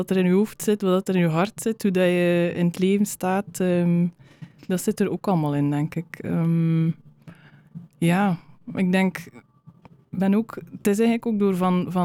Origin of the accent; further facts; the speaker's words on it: West Flanders, Belgium; Ehm, de West-Vlaamse opvoeding dat ik meegekregen heb, dat zit er allemaal, allemaal een beetje in.